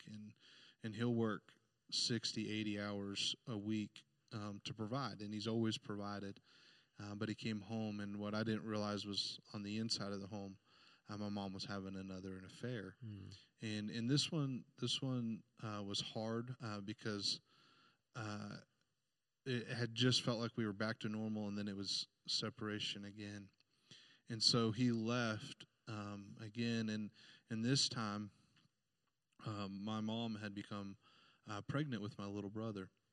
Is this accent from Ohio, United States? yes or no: no; Indianapolis, Indiana, United States; I was born uh, in Indianapolis, downtown uh, Indiana, and and we grew up on the just the outskirts of of that city